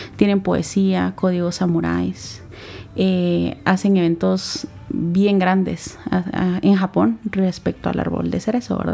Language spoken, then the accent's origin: Spanish; Santa Lucía Cotzumalguapa, Escuintla, Guatemala; moved away; also born or lived in Guatemala City; mi familia, ambos papás trabajaban en, Santa Lucía, Cotzumalguapa, que es un, lugar que está al sur del país, ¿verdad? Está, es, pertenece a Escuintla. Entonces, desde pequeña me llevan para allá